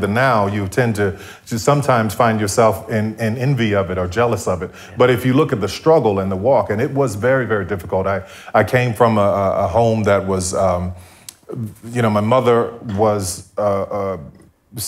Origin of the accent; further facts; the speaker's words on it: New Orleans, Louisiana, United States; growing up in New Orleans